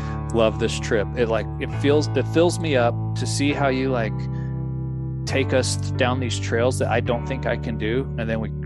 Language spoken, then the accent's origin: English; Dallas, Texas, United States; I grew up just outside of Dallas, Texas